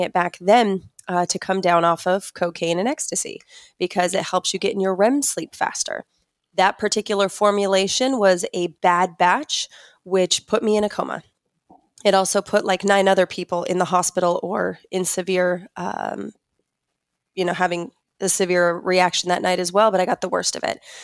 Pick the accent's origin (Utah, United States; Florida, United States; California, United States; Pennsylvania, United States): Utah, United States; I grew up in Utah, grew up Mormon